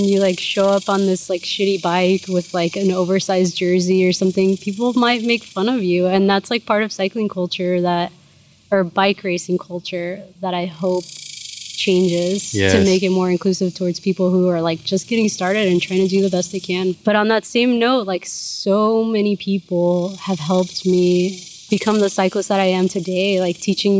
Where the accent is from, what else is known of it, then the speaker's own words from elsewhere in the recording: Houston, Texas, United States; my parents were from Mexico. My mom came here illegally when she was pregnant with me. And my dad became a naturalized citizen when I was like in high school or something. But I was born in Houston.